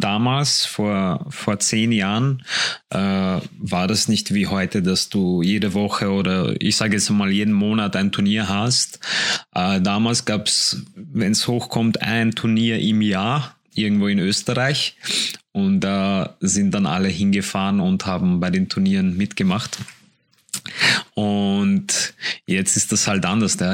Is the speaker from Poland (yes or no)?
yes; Poland; now in Vienna, Austria; ich komme aus Polen